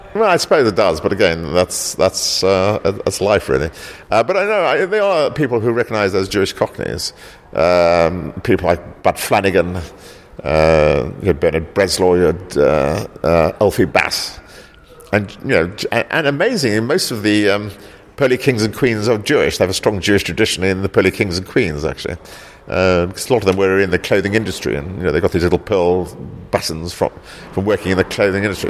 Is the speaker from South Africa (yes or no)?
yes; South Africa; also born or lived in East End, London; now in London, United Kingdom; I grew up in South Africa